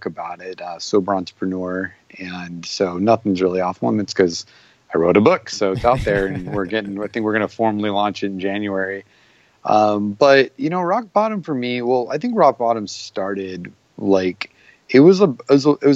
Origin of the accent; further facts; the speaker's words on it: Arizona, United States; I'm from Arizona